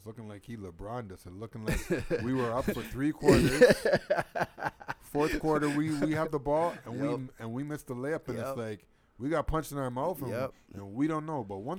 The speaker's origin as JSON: {"language": "English", "town": "Toronto", "region": "Ontario", "country": "Canada", "said": "I'm from Toronto."}